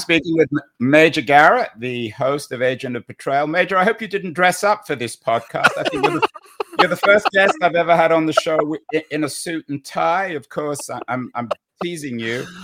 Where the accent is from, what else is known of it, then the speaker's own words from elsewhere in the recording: England, United Kingdom; now in San Francisco, United States; I'm English